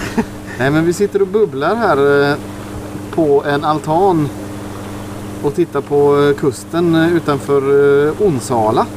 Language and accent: Swedish; Germany; now in Sweden; vi tyskar